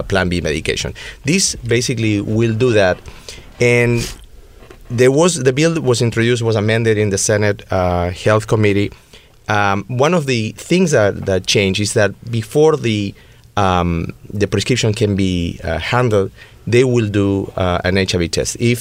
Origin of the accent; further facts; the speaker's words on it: Buenos Aires, Argentina; now in West Hollywood, United States; born and raised in Buenos Aires, and this accent is not fake.